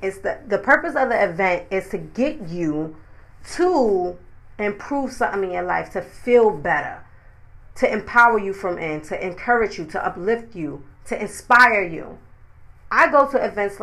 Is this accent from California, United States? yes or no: no; New York City, New York, United States; I'm from New York City